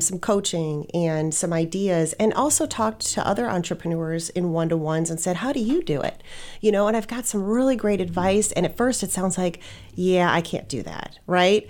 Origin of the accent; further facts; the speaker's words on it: Wisconsin, United States; moved away as an adult; also born or lived in Scottsdale, Arizona; I grew up in Wisconsin